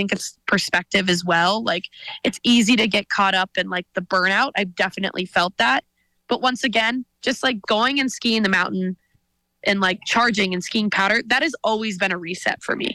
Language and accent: English; Whitefish, Montana, United States; growing up in Whitefish, my dad is a total ski bum